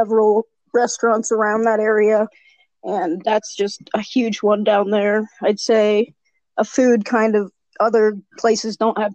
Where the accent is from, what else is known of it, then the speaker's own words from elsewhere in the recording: Ethiopia; now in Denver, United States; I'm from Ethiopia, so I have that acquired taste, and I love Ethiopian food